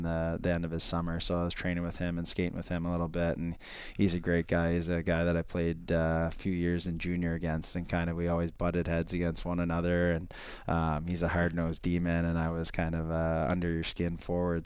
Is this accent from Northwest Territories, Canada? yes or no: no; Ontario, Canada; I'm from Ontario